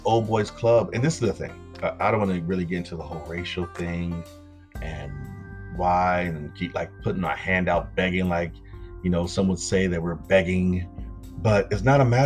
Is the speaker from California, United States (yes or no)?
yes; Compton, California, United States; I grew up in Compton